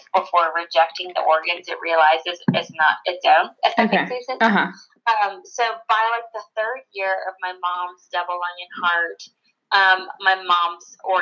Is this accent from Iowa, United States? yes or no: no; Charlotte, North Carolina, United States; moved away as an adult; also born or lived in Clemson; now in Columbia, United States; I grew up in Charlotte my whole life